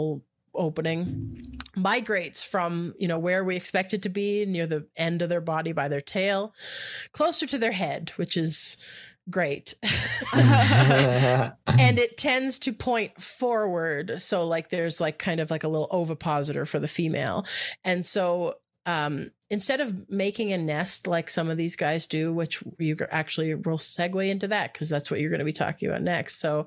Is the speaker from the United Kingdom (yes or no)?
no; Canada; I'm Canadian